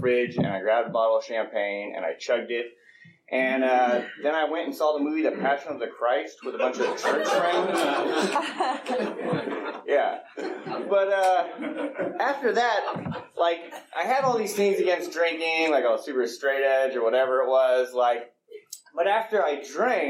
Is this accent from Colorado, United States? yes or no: yes; Colorado, United States; moved away; also born or lived in Los Gatos / Pleasanton; I grew up in Colorado